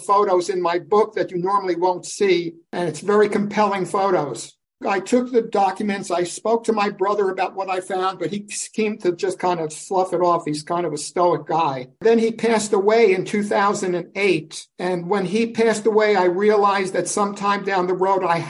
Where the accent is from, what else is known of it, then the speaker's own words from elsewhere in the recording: New York City, New York, United States; I'm the only native born in my family tree. I was born in Brooklyn, New York